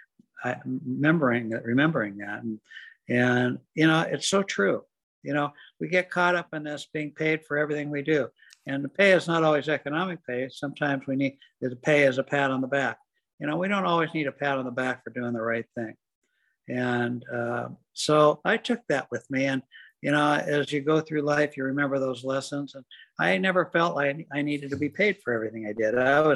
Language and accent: English; Seattle, Washington, United States; I was raised in Seattle